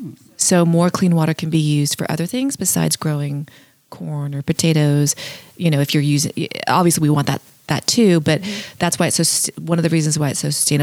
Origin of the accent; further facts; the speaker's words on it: California, United States; growing up in California